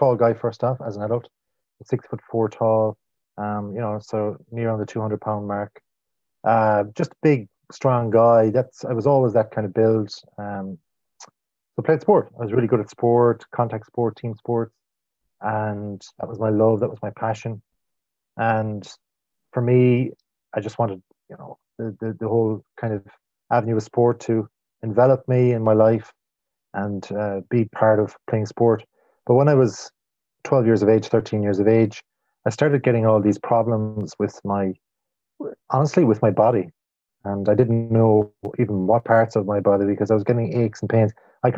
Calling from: Galway, Connacht, Ireland; Well, I don't know if I'm cool, but I'm in the west of Ireland. I'm in Galway, or some people call it or refer to it as Galway.

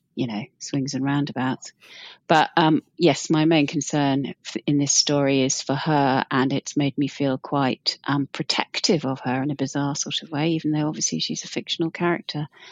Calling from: Wellington, New Zealand; I'm calling from Wellington, New Zealand.

